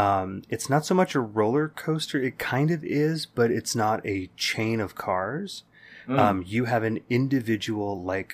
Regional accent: Bay Area, California, United States; growing up in the Bay Area in the 80s and 90s

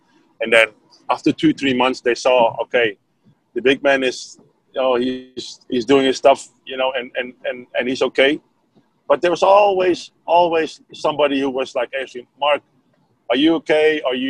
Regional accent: Netherlands; English is a second language; Well, I came from Holland.

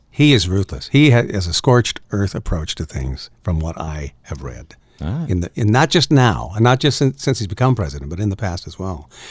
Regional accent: Canada; where I grew up in Canada

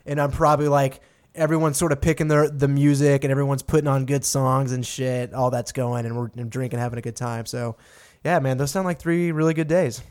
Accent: Texas, United States; moved away; I'm from Texas out here

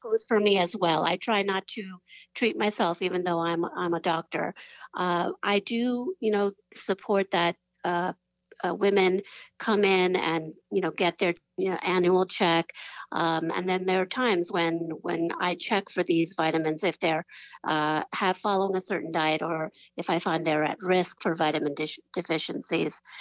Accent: New York, United States; I'm from New York

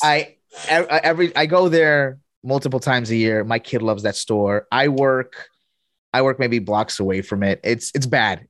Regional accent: Colombia; moved away; also born or lived in here (unspecified, likely US); I grew up half of my life here, and my other half, I grew up in Colombia

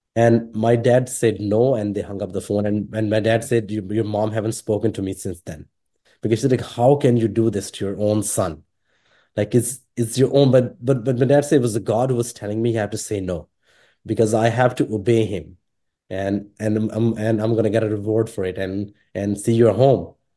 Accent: Pakistan; English is a second language; moved away; also born or lived in Sri Lanka; growing up in Pakistan

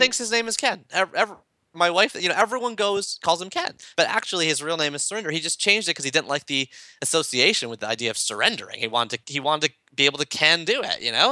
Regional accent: Toronto, Ontario, Canada; I'm from Toronto

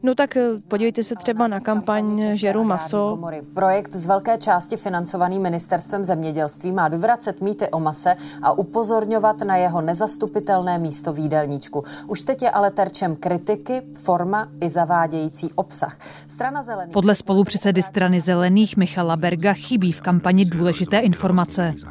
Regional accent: Czechia; u nás v Čechách

